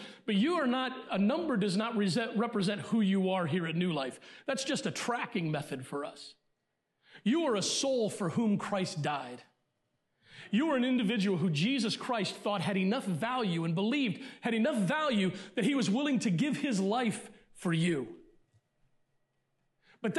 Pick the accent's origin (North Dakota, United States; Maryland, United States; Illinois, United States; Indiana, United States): Maryland, United States; Elkton; also born or lived in Pennsylvania; most of my growing up was in Elkton, Maryland